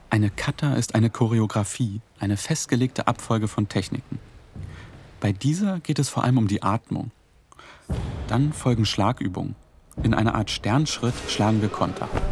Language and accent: German; Altlandsberg, Brandenburg, Germany; Ich bin hier aufgewachsen, im Nachbarort Neuenhagen zur Schule gegangen.